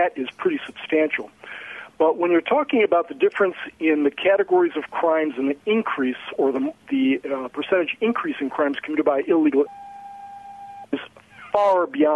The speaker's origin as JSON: {"language": "English", "town": "Cleveland", "region": "Ohio", "country": "United States", "tie": "born or raised there", "said": "landed back in Cleveland, my hometown"}